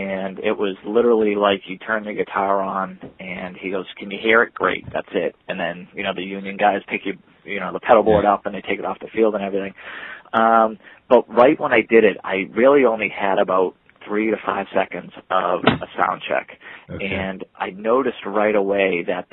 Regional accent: Boston, Massachusetts, United States; I was from Boston

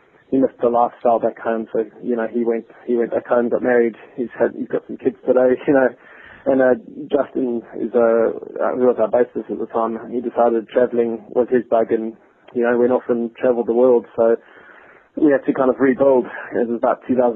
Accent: South Africa; moved away as an adult; now in London, United Kingdom; growing up in the South African music scene, I had the privilege of playing for a really decent band back in SA

